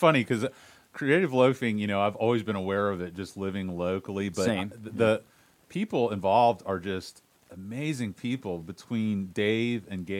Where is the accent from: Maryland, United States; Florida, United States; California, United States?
Florida, United States; St. Petersburg; now in Tampa, United States; I'm from St. Pete